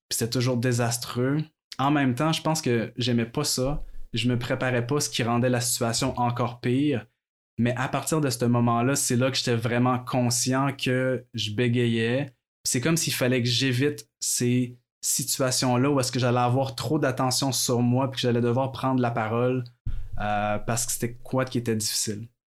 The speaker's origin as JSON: {"language": "French", "town": "Quebec City", "region": "Quebec", "country": "Canada", "tie": "born or raised there", "said": "je suis né à Québec. À vrai j'ai toujours vécu à Québec."}